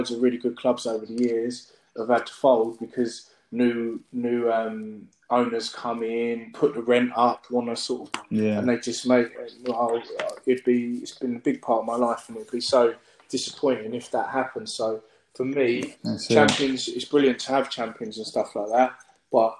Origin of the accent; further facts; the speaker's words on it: United Kingdom; my parents were born in the Caribbean. My mum was born in St. Lucia and my dad's born in Dominica. And they both came here as children. They speak with English accents, etc. So, you're effectively British. And I see myself as British as well